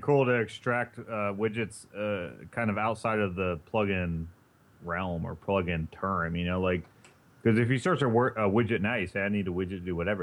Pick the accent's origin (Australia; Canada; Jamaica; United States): United States; Indiana; now in East Coast, United States; I'm from Indiana, and our big thing is corn out there